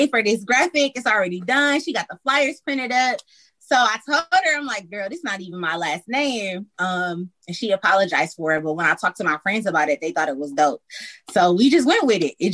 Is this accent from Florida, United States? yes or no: no; Detroit, Michigan, United States; moved away as an adult; now in Atlanta, United States; I'm from Detroit, East Side